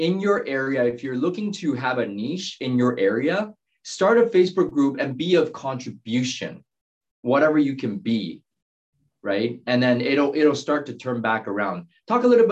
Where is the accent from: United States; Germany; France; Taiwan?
Taiwan; English is a second language; moved away; we're all immigrants and we're both from Taiwan